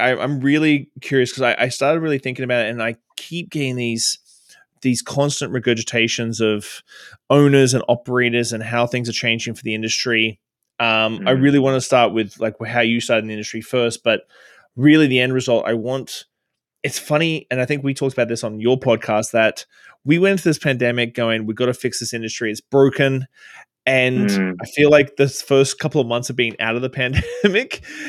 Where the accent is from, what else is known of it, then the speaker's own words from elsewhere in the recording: Australia; But today I'm doing a live stream all the way from my home country, which I don't usually do very often in Australia.